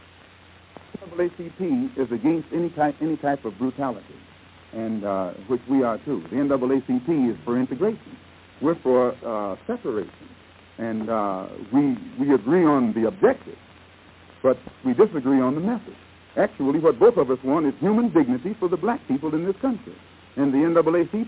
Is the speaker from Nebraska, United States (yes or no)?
yes; Omaha, Nebraska, United States; I was born in America. Where? In Omaha, Nebraska